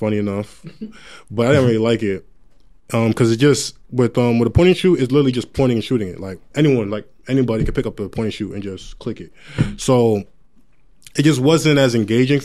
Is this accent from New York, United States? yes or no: yes; Long Island, New York, United States; I'm from Long Island, New York, 516